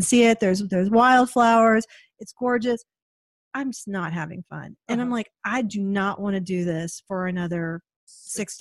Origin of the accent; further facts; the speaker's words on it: Portland, Oregon, United States; We're from Portland.